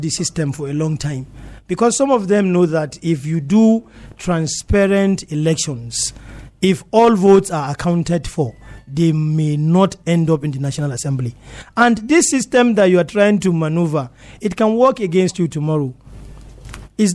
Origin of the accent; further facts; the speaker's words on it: Jos East, Plateau, Nigeria; I'm from Zandi in Jos East.